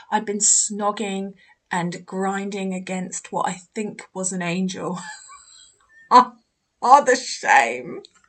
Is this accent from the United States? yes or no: no; Canada; first language French; English is a second language; English is not my mother tongue. I'm from Canada and I usually speak French. I can understand English very well, but my speaking is not perfect.